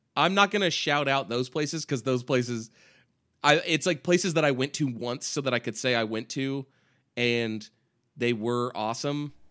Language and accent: English; California, United States; We're both from California.